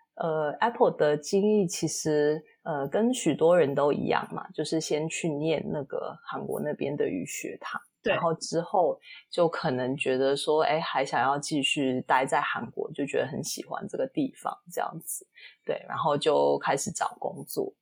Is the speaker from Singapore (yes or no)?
yes; Singapore; 我是新加坡人嘛